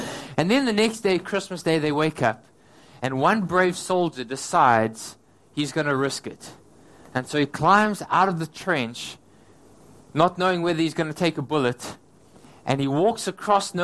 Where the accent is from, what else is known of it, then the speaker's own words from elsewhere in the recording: South Africa; now in Hong Kong; I'm from South Africa